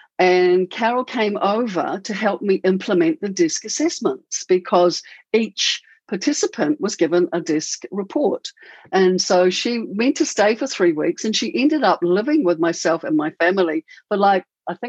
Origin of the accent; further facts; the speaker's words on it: New Zealand; now in Auckland, New Zealand; I bought him over from a big city in Melbourne to a little tiny 60,000 community where I was born. Yeah, that's where we stayed for 5 years, and now we're living in Auckland.